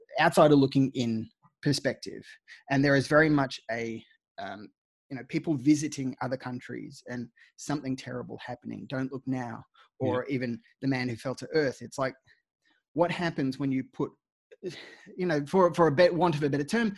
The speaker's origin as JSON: {"language": "English", "country": "Australia"}